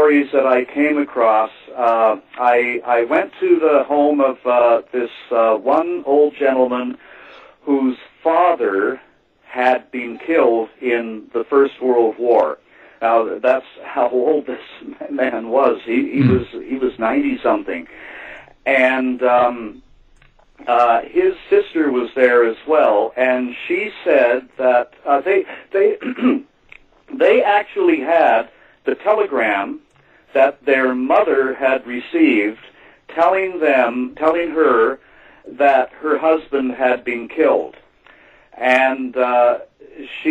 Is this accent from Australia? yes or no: no; Guelph, Ontario, Canada; my hometown of Guelph